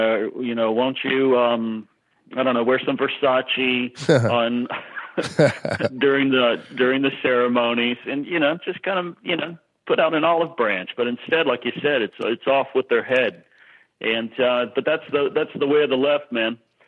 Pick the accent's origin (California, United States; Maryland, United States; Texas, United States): Texas, United States; accent: Texas; my Texas accent.